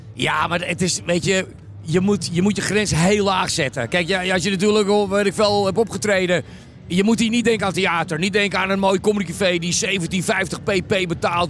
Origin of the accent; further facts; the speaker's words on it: Randstad, Netherlands; ik kom uit de Randstad